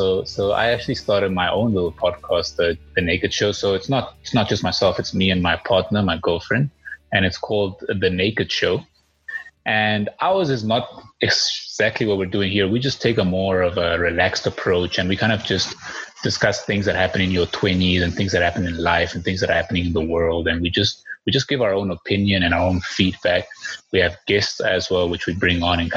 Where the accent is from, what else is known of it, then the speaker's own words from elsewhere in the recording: Klerksdorp, North West, South Africa; also born or lived in Havana, Cuba; I grew up in Clarksdorp, which was right by Potchefstroom.